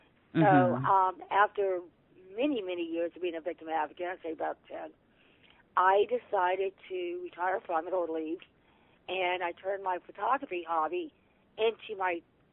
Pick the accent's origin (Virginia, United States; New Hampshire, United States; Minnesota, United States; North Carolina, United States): Virginia, United States; also born or lived in Washington, D.C. / New York; I was born in Washington, D.C. And I grew up in Virginia. My dad was in the military, and I was a military brat.